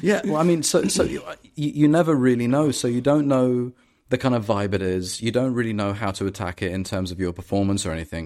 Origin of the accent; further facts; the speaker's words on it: London, United Kingdom; I'm from London and I grew up in London